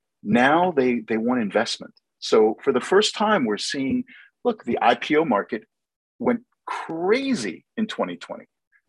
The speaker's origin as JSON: {"language": "English", "country": "United States", "said": "as an American looking into those markets"}